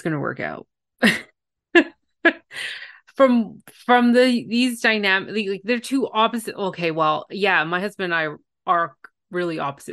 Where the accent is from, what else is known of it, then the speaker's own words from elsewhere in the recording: Canada; I'm a Canadian, I can't pronounce some of these states